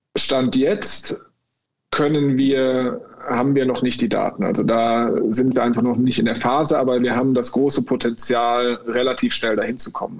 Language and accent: German; Bonn, North Rhine-Westphalia, Germany; moved away as an adult; now in Cologne, Germany; ich bin ursprünglich Bonner, ich lebe seit zehn Jahren in Köln